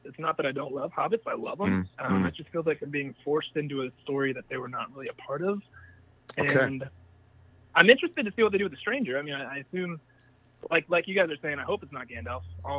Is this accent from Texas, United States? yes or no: no; Colorado, United States; now in Kentucky, United States; Colorado, so I'm trying to.